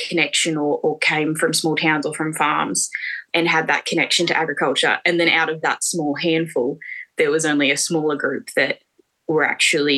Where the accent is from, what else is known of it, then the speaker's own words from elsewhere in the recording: Australia; in our childhood that maybe wasn't as typical for a farm kid.